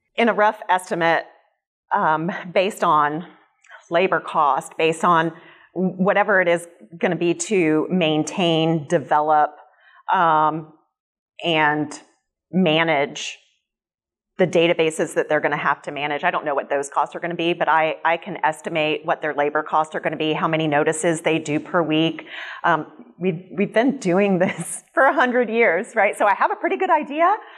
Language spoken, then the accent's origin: English; Jacksonville, Florida, United States; I grew up in Jacksonville. I love this city